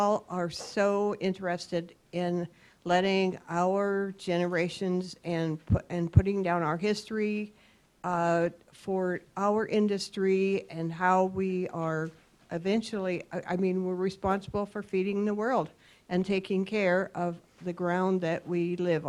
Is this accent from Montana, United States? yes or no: yes; Bozeman, Montana, United States; I was born and raised in the Bozeman, Gallatin County area.